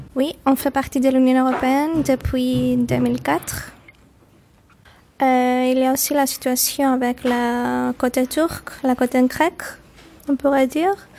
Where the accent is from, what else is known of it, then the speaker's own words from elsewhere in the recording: Limassol, Limassol District, Cyprus; French is a second language; moved away as an adult; now in Nicosia, Cyprus; J'habite ici à Nicosie il y a cinq ans, mais en fait je viens de Limassol